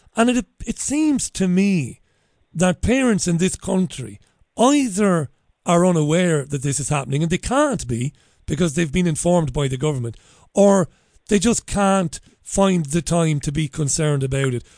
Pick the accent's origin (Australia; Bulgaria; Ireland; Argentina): Ireland; accent: Irish; now in United Kingdom; I'm an Irishman. You can probably tell that by my outrageous accent